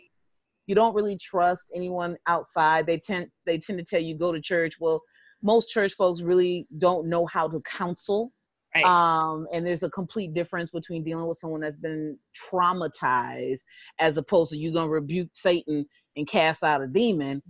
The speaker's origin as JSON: {"language": "English", "town": "Springfield", "region": "Massachusetts", "country": "United States", "said": "I'm from Springfield, Massachusetts."}